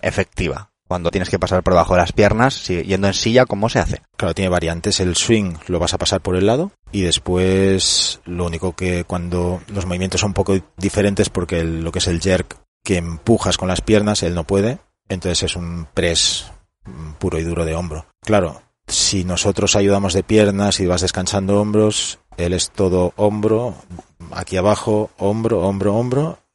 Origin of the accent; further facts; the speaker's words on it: Barcelona, Catalonia, Spain; Yo soy de Barcelona, entonces estuve en las categorías inferiores del español hasta los 16